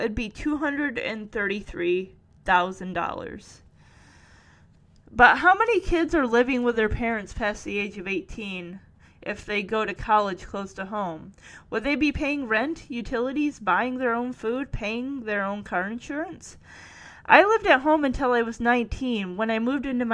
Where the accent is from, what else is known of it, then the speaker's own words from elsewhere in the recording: Lowell, United States; Lowell, my hometown